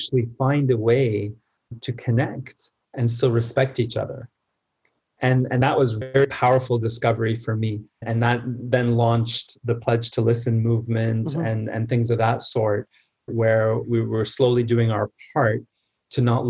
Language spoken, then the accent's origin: English; Canada; I was born in Canada, I was spending the summers in Egypt.